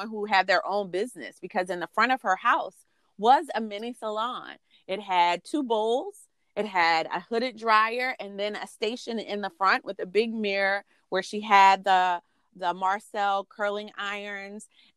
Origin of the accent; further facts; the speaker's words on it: South Carolina, United States; now in Washington, D.C., United States; growing up in the South, my mother and grandmother wanted to make sure we didn't look too grown